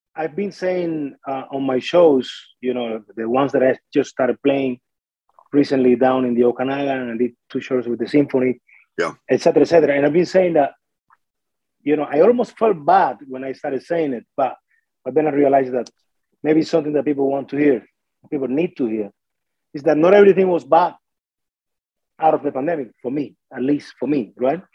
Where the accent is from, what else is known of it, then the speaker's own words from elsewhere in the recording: Artemisa, Cuba; moved away as an adult; now in Smithers, Canada; when I was growing up and stuff in Cuba